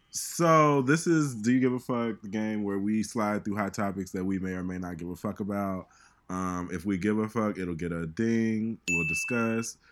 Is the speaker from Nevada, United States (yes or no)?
no; Chicago, Illinois, United States; moved away; I'm from Chicago